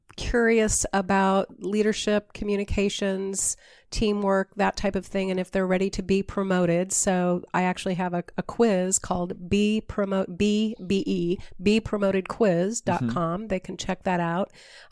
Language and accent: English; Washington, United States; I grew up over in Eastern Washington. I come from a family of wheat farmers